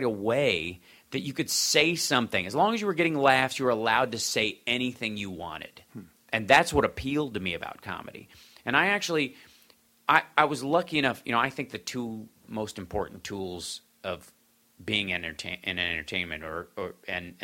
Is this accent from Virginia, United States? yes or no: no; Kentucky, United States; moved away; also born or lived in Chicago; I grew up in Kentucky